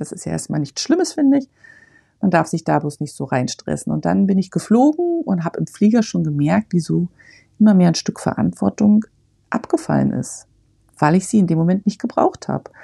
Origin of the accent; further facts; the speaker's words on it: Germany; moved away; ich bin in der DDR geboren und groß geworden